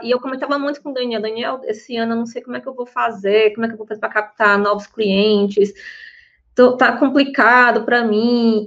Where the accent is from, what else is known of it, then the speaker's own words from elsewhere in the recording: Fortaleza, Ceará, Brazil; sou de Fortaleza